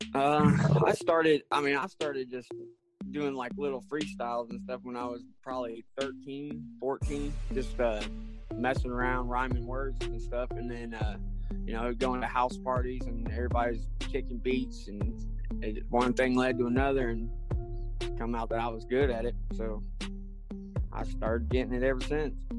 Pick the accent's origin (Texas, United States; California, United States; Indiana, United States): Indiana, United States; I'm from Indiana, Midwest.